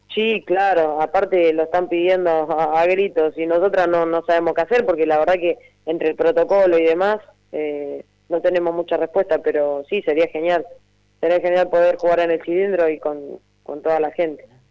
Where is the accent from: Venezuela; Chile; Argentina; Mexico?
Argentina; Mechita, Buenos Aires Province; mi pueblo, en Mechita